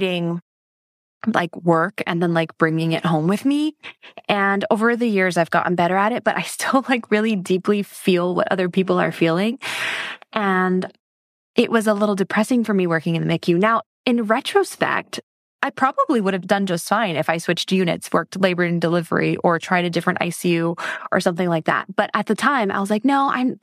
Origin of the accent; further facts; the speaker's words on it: Hawaii, United States; moved away as an adult; Born and raised in Hawaii, and that's where I live now.